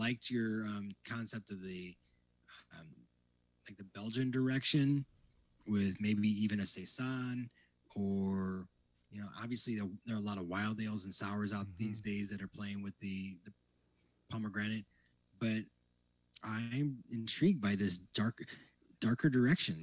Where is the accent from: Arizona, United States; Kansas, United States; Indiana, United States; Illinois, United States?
Indiana, United States; moved away; growing up in Indiana